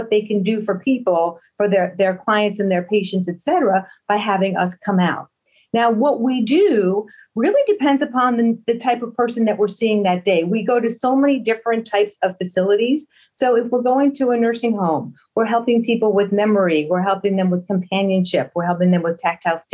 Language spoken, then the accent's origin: English; Buffalo, New York, United States; also born or lived in Philadelphia area; now in Philadelphia, United States; I grew up in Buffalo, New York, and I migrated over here to the Philadelphia area